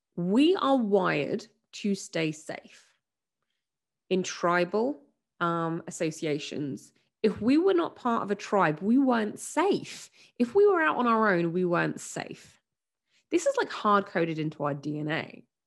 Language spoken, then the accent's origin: English; England, United Kingdom; I'm from England and w, we're British